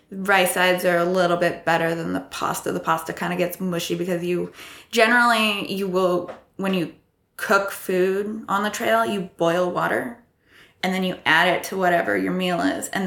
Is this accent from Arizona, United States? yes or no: no; Iowa, United States; accent: neutral American; also born or lived in Texas / California; I'm from Iowa. I, I have more of a neutral accent when it comes to Americans, uh, but I have lived in Texas and California for a bit.